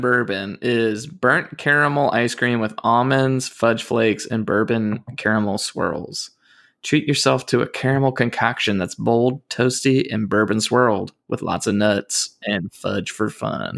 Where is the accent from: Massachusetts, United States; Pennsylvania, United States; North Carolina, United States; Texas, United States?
North Carolina, United States; growing up in North Carolina